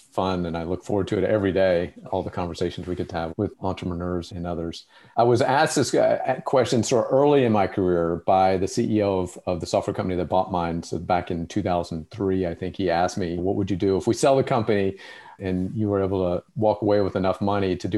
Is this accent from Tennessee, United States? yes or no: yes; Memphis, Tennessee, United States; where I grew up in Memphis, Tennessee